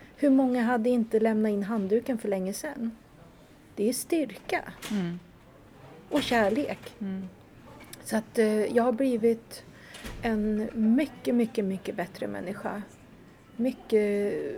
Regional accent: Katrineholm, Södermanland, Sweden; Katrineholm där jag kommer ifrån

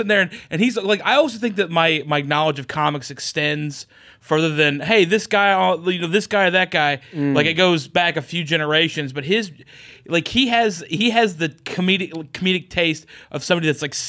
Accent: Oklahoma, United States; I'm from Oklahoma

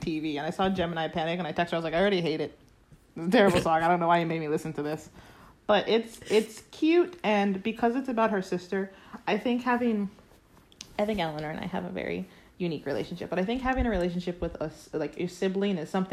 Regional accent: Florida, United States; now in Ireland; I'm from Florida

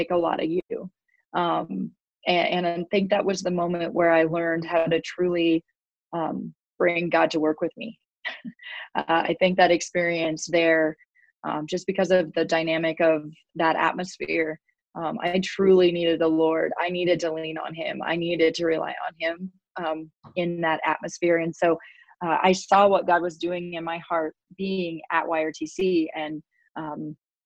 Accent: Kearney, Nebraska, United States; my hometown here in Kearney

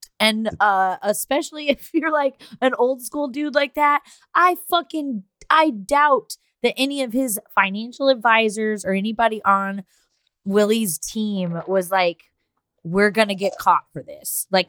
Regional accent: Texas, United States; Like I'm a big like fuck you, I'm from Texas kind of person

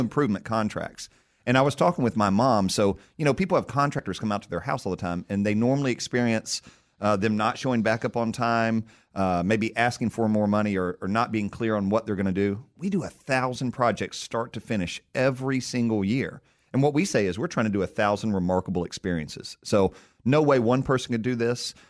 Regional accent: Tennessee, United States; born and raised in Tennessee, and I've been a proud son of the state for a long time.

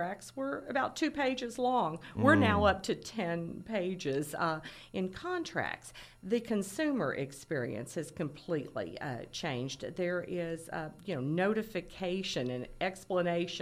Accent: Lexington, Kentucky, United States; I grew up in Lexington, Kentucky, and answering the phone for Star Realty Company

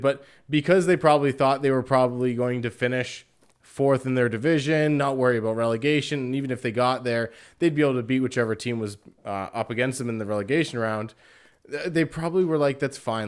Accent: Canada; myself being Canadian

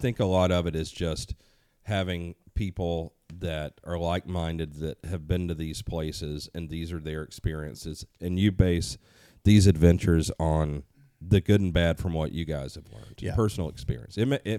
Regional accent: Southern United States, United States; I growing up in the South, we see turkeys.

